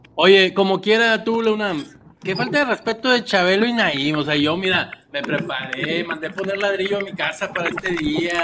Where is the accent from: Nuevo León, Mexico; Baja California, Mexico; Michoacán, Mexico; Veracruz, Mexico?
Nuevo León, Mexico; Monterrey; Aquí en Monterrey